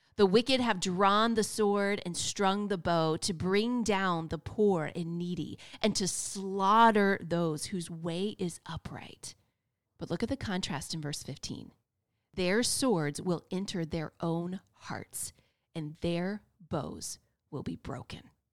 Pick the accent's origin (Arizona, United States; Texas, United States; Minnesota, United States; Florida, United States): Florida, United States; also born or lived in North Carolina; I was born and raised in Florida